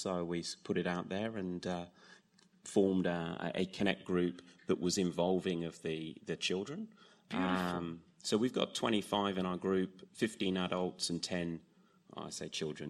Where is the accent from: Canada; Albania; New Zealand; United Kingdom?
United Kingdom; England; Yep, so we came 5 years ago from England, and 4 years ago you came out and saw me